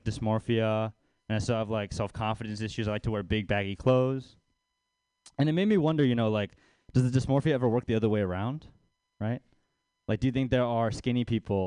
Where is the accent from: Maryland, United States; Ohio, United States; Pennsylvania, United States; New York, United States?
Maryland, United States; Baltimore; now in San Francisco Bay Area, United States; I'm from Baltimore. I grew up poor over there.